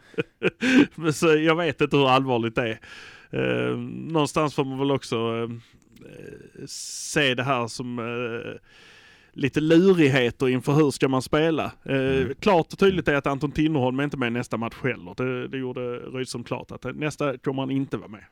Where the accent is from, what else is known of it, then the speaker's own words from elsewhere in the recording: Malmö, Skåne, Sweden; vi är från Malmö